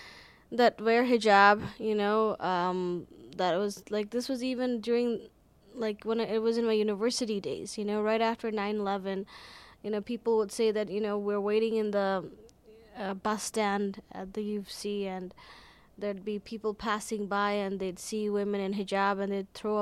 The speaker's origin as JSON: {"language": "English", "town": "Calgary", "region": "Alberta", "country": "Canada", "said": "I'm from Calgary."}